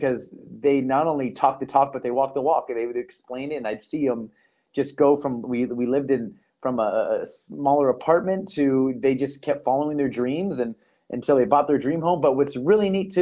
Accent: Torrance, California, United States; born and raised in Los Angeles County. It's the city of Torrance, California. So I'm a SoCal boy

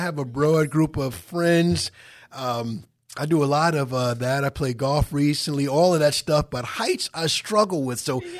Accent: Wyandanch, New York, United States; my hometown, Wyandanch, 11798.

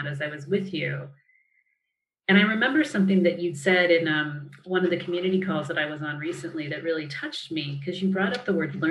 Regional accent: United States; as an American

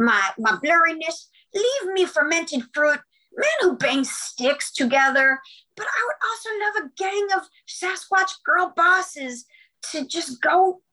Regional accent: California, United States; Well, no, I'm from actually from Southern California.

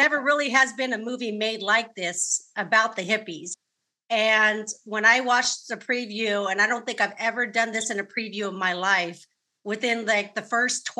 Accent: California, United States; I'm born and raised in California

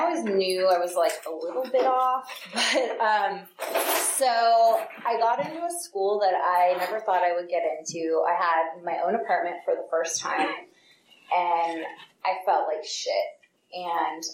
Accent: Piedmont, California, United States; also born or lived in San Francisco; I was born in San Francisco, grew up in Piedmont

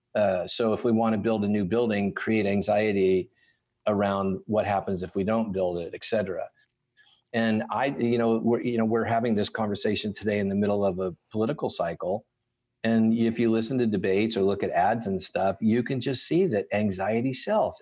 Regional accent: Southern California, United States; moved away as an adult; now in Franklin, United States; I'm from Southern California. I presently live in Franklin, Tennessee, but I'm, I born and raised in California

